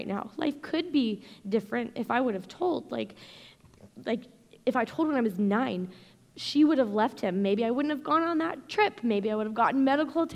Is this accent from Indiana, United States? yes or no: yes; Indiana, United States; moved away as an adult; also born or lived in Arizona; I was born and raised in Indiana